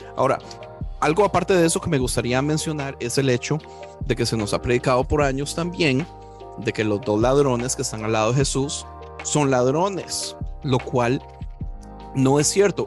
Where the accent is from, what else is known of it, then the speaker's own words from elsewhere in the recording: Costa Rica; yo, como tico pacifista